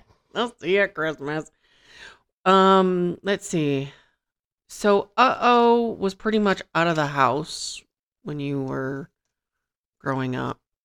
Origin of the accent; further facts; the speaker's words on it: Michigan, United States; now in Las Vegas, United States; I'm from Michigan